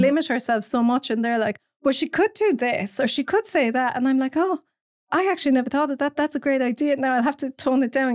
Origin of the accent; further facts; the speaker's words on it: Cork, Munster, Ireland; I'm from Cork, born and bred in Cork